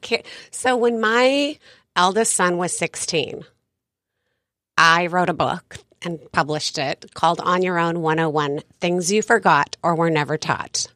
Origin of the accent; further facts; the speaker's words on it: San Diego, California, United States; moved away as an adult; also born or lived in Bainbridge Island; now in Coronado, United States; I grew up here in San Diego